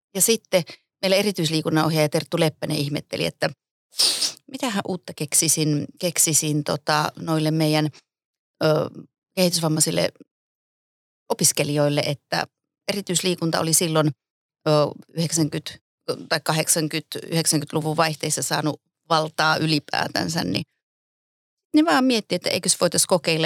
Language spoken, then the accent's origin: Finnish; Pieksämäki, South Savo, Finland; moved away as an adult; also born or lived in Kuopio / Jyväskylä; Mä oon aloittanut judon 76 Pieksämäeltä, siis keskeltä Suomea